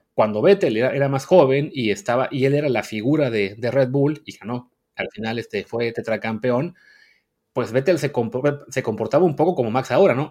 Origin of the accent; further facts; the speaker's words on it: Mexico; somos mexicanos